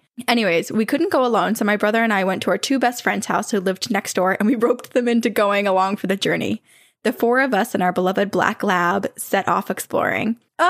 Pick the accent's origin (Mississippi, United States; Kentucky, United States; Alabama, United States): Alabama, United States; Growing up in Alabama, that seemed like a very believable thing, so we actually listened to our parents on that matter.